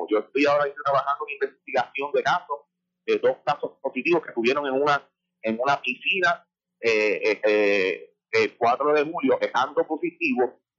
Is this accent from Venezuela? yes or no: no; Yauco, Puerto Rico; Yo soy residente de Yauco